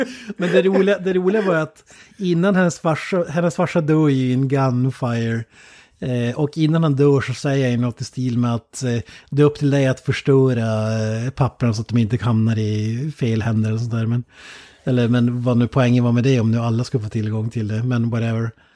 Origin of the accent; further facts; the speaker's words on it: Sweden; som svensk